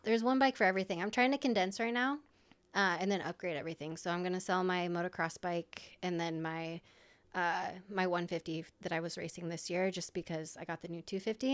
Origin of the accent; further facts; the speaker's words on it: Iowa, United States; I'm from Iowa